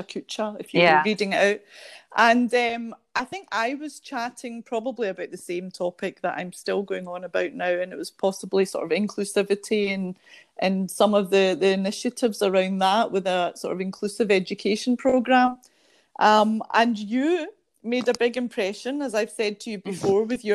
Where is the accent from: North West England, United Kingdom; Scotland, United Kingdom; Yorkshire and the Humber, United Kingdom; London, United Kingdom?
Scotland, United Kingdom; now in Belgium; It's a mix of the Scottish, being born in Scotland, but having parents from Asia, but then living here in Belgium.